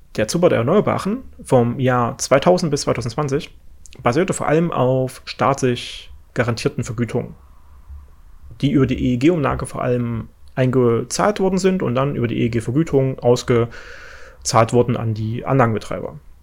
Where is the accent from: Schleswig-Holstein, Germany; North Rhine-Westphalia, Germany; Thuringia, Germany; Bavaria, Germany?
Thuringia, Germany; ich komme ja äh, aus Thüringen, und ich wohne jetzt mittlerweile ja in, in Ostthüringen